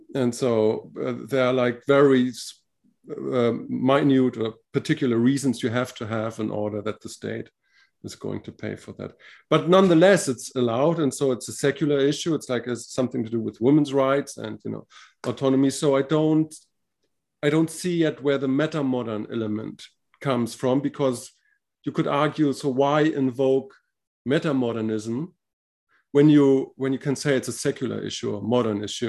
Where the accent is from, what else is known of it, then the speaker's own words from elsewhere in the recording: Spain; I'm from Spain